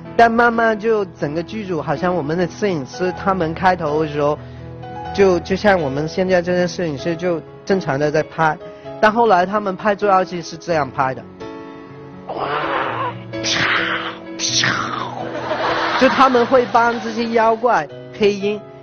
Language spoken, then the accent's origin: Chinese; Hong Kong; Chinese is a second language; 因为我是香港出生的，所以我的普通话说得不好